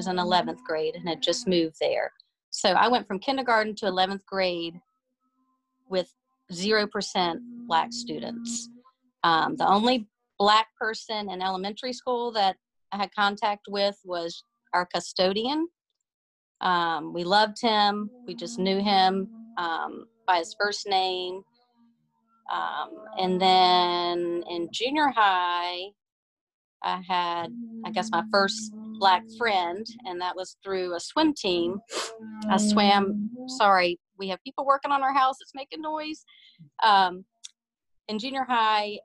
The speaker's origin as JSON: {"language": "English", "town": "Colonial Heights", "region": "Virginia", "country": "United States", "tie": "born or raised there", "said": "I grew up in Colonial Heights, Virginia, which is, I guess, about 30 miles south of Richmond."}